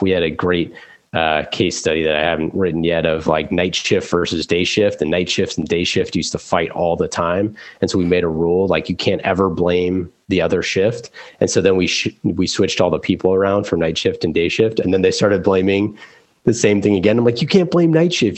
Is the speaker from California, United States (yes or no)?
yes; Oakland, California, United States; growing up in Oakland